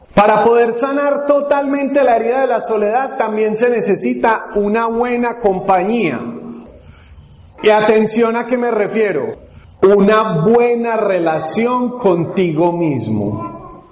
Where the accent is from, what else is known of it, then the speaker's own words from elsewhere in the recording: Medellín, Antioquia, Colombia; accent: Paisa; el sector de Colombia al que pertenecemos, mi esposa y yo ya, ahorita también se va a presentar, es Medellín y allí nos dicen paisas